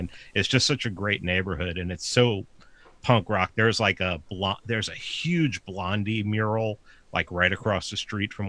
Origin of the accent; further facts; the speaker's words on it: New York, United States; moved away; I grew up in New York